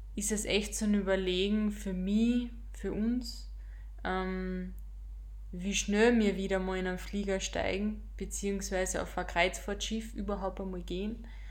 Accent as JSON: {"language": "German", "country": "Austria", "said": "wir als Österreicher"}